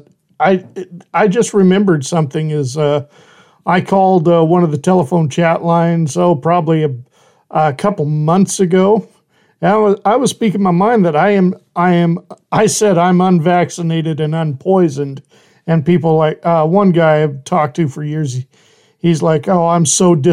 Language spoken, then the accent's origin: English; Idaho, United States; I am originally from Idaho